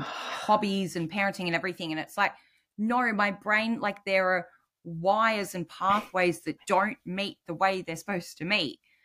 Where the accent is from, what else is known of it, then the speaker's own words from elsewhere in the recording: New South Wales, Australia; I'm from New South Wales